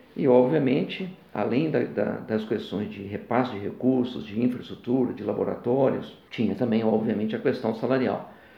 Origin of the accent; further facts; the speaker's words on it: Bocaiúva, Minas Gerais, Brazil; also born or lived in Sapucaia, Rio de Janeiro / Belo Horizonte; Morei inicialmente no norte de Minas, Bocaiúva, terra de pessoas ilustres, como Patrus Ananias, né? foi ex-prefeito de, de, Belo Horizonte